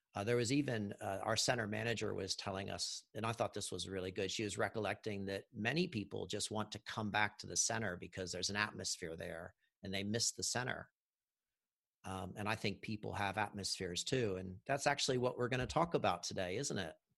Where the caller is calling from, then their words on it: Auckland, New Zealand; I'm calling from Auckland, New Zealand